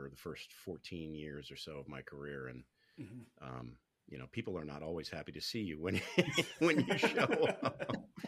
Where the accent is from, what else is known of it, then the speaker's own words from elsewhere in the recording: Selinsgrove, Pennsylvania, United States; also born or lived in Pittsburgh, Pennsylvania; I was born out near Pittsburgh and grew up in central Pennsylvania.